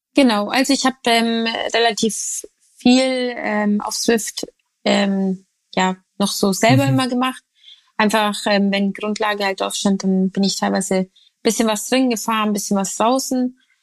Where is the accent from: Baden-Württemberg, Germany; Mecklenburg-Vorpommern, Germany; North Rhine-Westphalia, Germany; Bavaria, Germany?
Bavaria, Germany; bei uns in Bayern